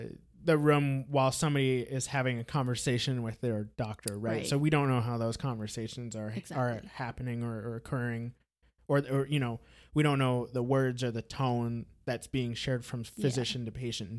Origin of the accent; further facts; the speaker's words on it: Brazil; I'm Brazilian, even though I sound as American as it gets. I mean, I was born in Brazil